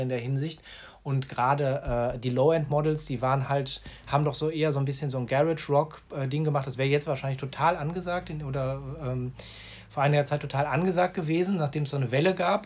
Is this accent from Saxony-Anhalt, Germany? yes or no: no; Gladbeck, North Rhine-Westphalia, Germany; in meiner Heimatstadt Gladbeck